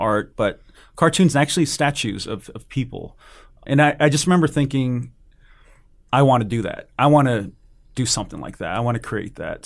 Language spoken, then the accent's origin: English; California, United States; also born or lived in Hawaii / San Jose / Oakland; I was born in Hawaii, and I don't remember any of that. We moved to, uh, California, my family